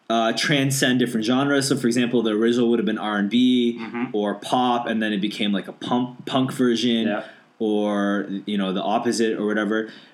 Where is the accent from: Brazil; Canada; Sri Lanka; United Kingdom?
Canada; I know I'm Canadian.